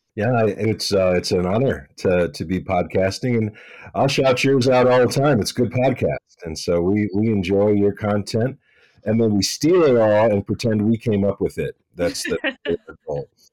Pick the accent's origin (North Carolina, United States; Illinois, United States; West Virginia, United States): West Virginia, United States; I'm from West Virginia and I grew up uh, up a holler